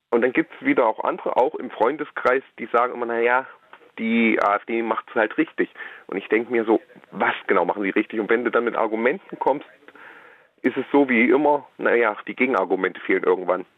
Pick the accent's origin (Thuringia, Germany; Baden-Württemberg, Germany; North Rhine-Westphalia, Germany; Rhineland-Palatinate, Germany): Thuringia, Germany; Erfurt; Ich, ich, bin in Erfurt geboren